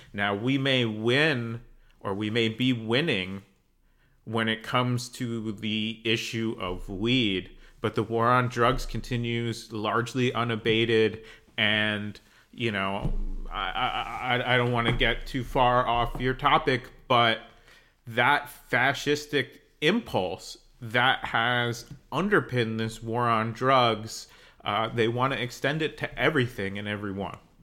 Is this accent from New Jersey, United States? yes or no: yes; New Jersey, United States; I grew up in New Jersey